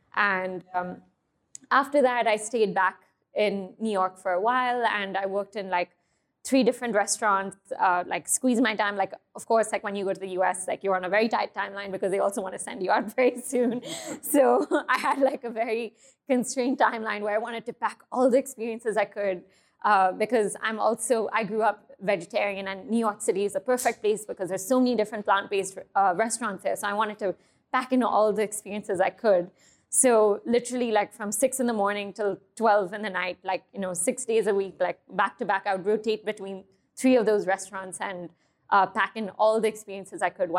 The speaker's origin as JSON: {"language": "English", "country": "Thailand", "tie": "born or raised there", "also_born_or_lived": "Hong Kong", "said": "I grew up in Thailand and Hong Kong. So a lot of my, a lot of the flavors and a lot of the dishes I create are inspired by that region."}